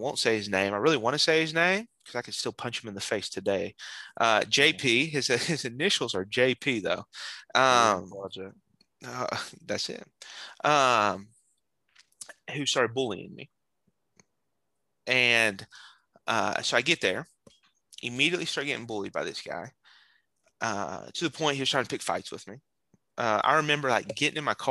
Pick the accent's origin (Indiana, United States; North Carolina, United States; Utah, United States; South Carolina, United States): North Carolina, United States; also born or lived in Pennsylvania; in the fifth grade, I moved from Pennsylvania to North Carolina